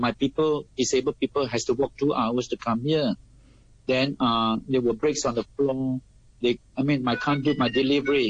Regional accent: Singapore; moved away as an adult; now in Hong Kong; I'm a Singaporean

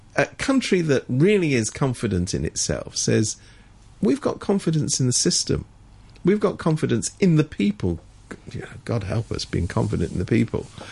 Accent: United Kingdom; moved away; I come from Britain originally

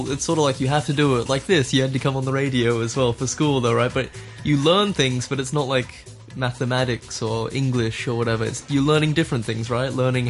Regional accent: Australia; now in Hong Kong; I'm from Australia.

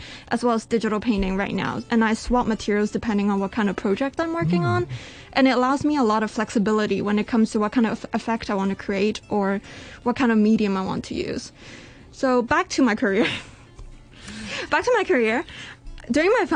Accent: Canada; now in Hong Kong; I was born in Canada

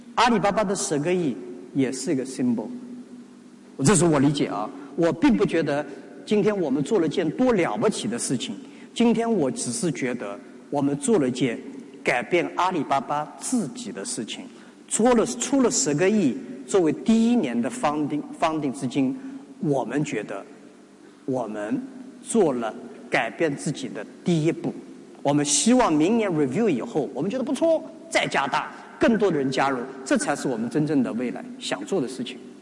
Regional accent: China; 作为中国人 中国大陆人

